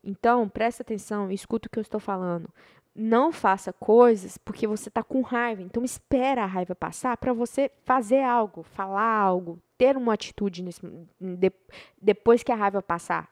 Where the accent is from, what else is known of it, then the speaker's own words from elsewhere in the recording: Brazil; moved away; sou brasileira